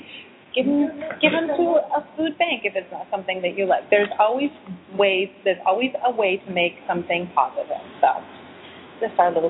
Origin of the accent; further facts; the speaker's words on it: United States; as Americans